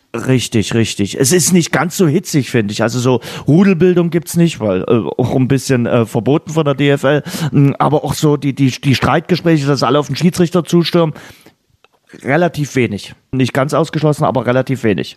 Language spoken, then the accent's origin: German; Germany; hier bei uns in Deutschland